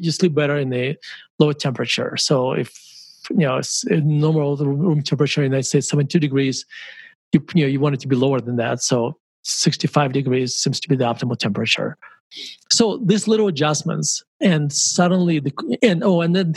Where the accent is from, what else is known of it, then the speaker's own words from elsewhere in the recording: Murmansk, Murmansk Oblast, Russia; moved away; when I grew up in Murmansk